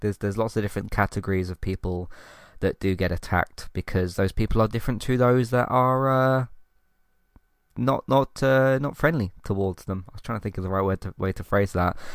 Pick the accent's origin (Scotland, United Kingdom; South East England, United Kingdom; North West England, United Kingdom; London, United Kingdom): London, United Kingdom; born and raised in London